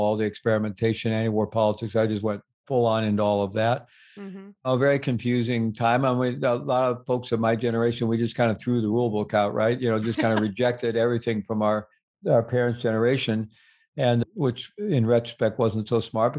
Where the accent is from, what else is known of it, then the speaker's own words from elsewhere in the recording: Midwest, United States; moved away; also born or lived in Peru; Where I was growing up in the Midwest